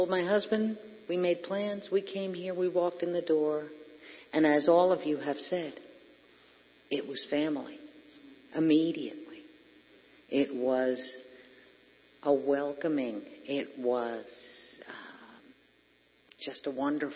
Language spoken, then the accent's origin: English; Hackettstown, New Jersey, United States; I grew up in Hackettstown